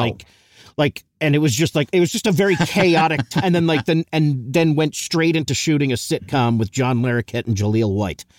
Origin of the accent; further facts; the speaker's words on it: Eastchester, New York, United States; I grew up in East Chester, a s, small town, the best